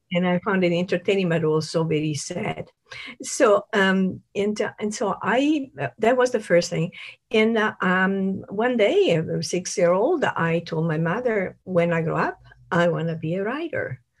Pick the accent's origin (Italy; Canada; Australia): Italy; moved away; I'm from Italy